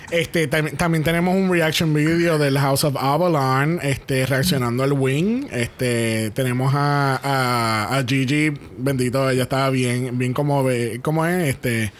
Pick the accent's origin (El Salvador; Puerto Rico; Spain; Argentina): Puerto Rico; nosotros que somos boricua